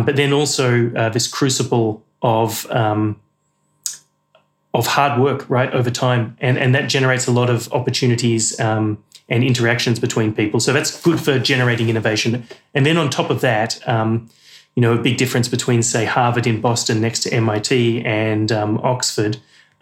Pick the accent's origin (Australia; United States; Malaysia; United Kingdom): Australia; moved away; I'm as Australian as you could get, but then also British passport and British heritage.